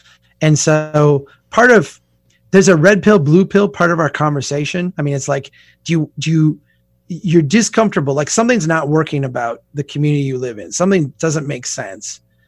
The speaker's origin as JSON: {"language": "English", "region": "Minnesota", "country": "United States", "said": "We don't swear on my podcast, but I'm a Minnesotan."}